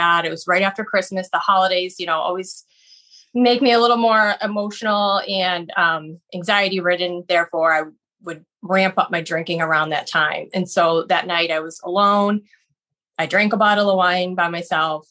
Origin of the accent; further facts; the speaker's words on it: Buffalo, New York, United States; moved away as an adult; now in Boston, United States; I've lived here actually 18 years, but I'm originally from Buffalo, New York